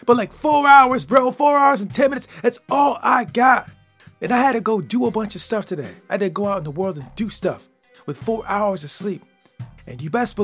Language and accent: English; Michigan, United States; I'm from Michigan, baby. That's where I'm from. And when you come from Michigan and grow up in the Midwest